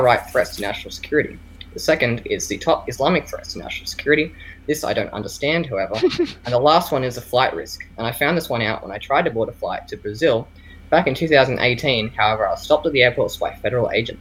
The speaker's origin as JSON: {"language": "English", "country": "Australia", "said": "I'm Australian"}